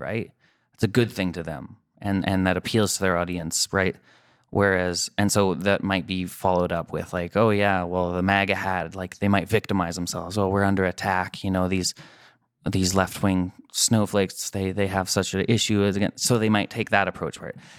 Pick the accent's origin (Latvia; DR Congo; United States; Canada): Canada; I'm Canadian